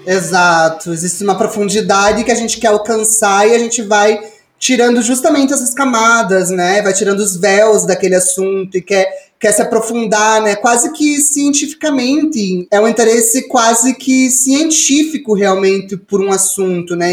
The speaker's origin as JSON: {"language": "Portuguese", "town": "Ponta Grossa", "region": "Paraná", "country": "Brazil", "tie": "born or raised there", "moved": "yes", "said": "nesse momento eu tô morando de volta na minha cidade natal, aqui em Ponta Grossa"}